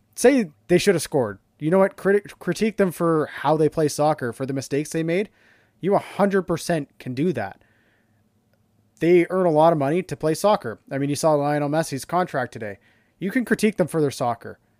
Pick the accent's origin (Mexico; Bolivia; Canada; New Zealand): Canada; being Canadian